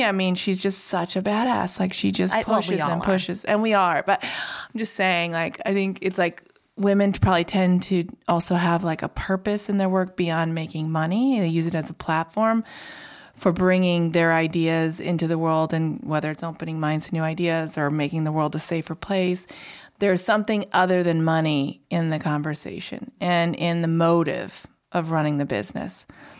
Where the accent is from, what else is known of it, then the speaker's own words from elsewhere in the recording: Indiana, United States; So, gosh, I grew up in Indiana, entrepreneurial mom.